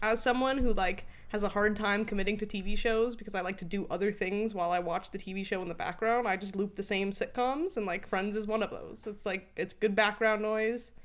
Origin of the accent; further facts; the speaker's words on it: United States; as an American